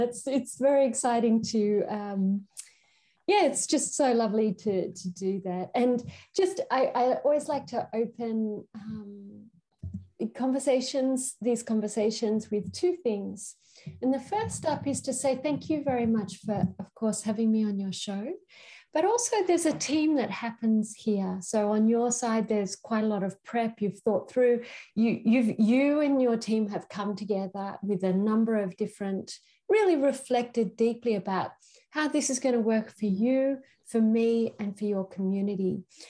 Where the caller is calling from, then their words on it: Queensland, Australia; So I'm calling from Australia in Queensland, and this Aboriginal nation is the Gubbi Gubbi country.